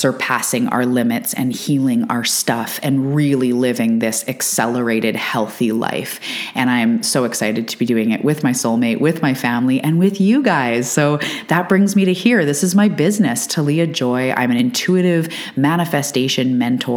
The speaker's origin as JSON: {"language": "English", "country": "Canada", "said": "I'm a Canadian"}